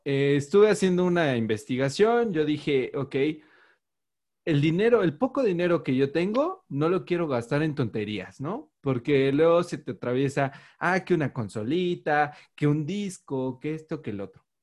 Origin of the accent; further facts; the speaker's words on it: Mexico; yo soy mexicano